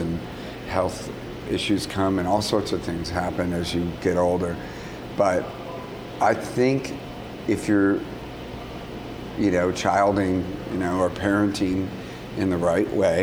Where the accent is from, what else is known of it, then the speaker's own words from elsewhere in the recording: California, United States; I'm from California